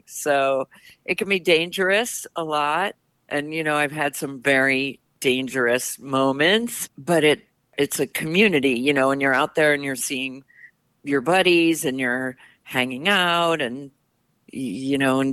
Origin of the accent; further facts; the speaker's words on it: Midwest, United States; moved away; I grew up in the Midwest where there's definitely no waves and not much water really